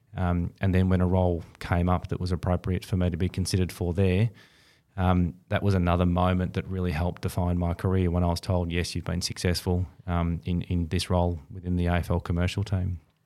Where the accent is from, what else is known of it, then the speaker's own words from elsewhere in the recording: Bendigo, Victoria, Australia; also born or lived in Perth; I grew up in, in country Victoria, uh, up in Bendigo